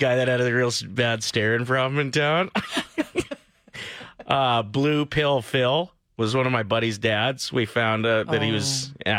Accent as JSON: {"language": "English", "area": "near North Battleford", "region": "Saskatchewan", "country": "Canada", "tie": "born or raised there"}